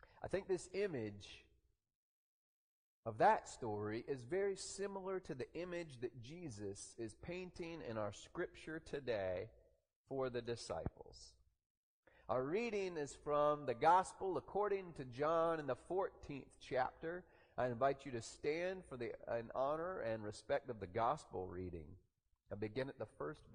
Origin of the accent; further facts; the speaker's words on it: the South, Southern United States, United States; we Southerners